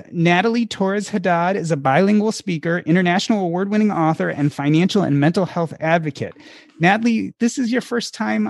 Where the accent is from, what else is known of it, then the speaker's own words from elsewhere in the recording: Evanston, Illinois, United States; moved away as an adult; also born or lived in Michigan; So growing up in Evanston, Illinois, I lived close to Black people. I lived close to Hispanic people.